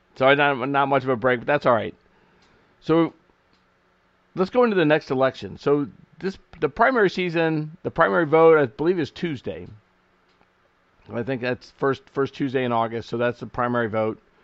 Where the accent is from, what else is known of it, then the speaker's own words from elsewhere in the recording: United States; we as the American people